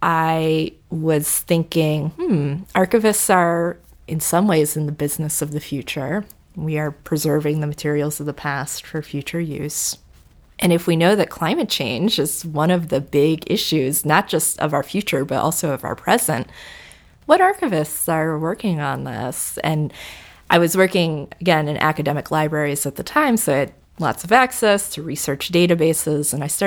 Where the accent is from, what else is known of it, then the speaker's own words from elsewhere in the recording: Cincinnati, Ohio, United States; I grew up in Cincinnati and have been back there for 10 years, and it's where I call home, so I'm very interested in the history of my home.